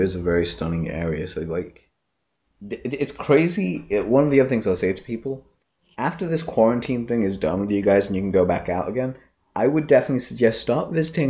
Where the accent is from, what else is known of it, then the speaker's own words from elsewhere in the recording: Leicester, East Midlands, United Kingdom; also born or lived in Tanzania; I grew up in Leicester, where it was kind of similar thought processes, like a small city and stuff.